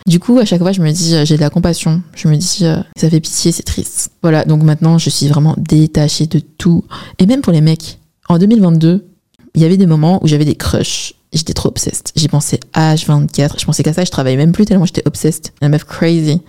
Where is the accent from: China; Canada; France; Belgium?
China; Je suis chinoise